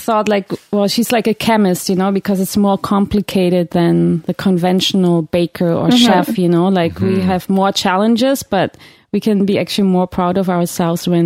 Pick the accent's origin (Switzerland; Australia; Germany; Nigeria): Germany; now in Canada; I grew up in Germany